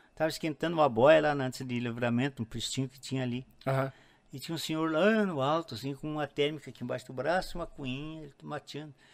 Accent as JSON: {"language": "Portuguese", "area": "Gaúcho", "region": "Rio Grande do Sul", "country": "Brazil", "said": "eu sou gaúcho mesmo"}